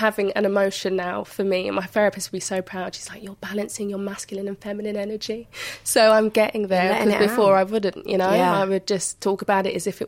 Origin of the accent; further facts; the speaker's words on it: London, United Kingdom; growing up in Hackney at the time that I did, it was quite a deprived area